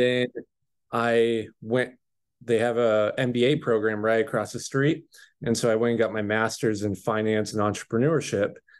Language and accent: English; Chehalis, Washington, United States; also born or lived in Salem, Oregon; I grew up in Chehalis, Washington, went to a high school, W F West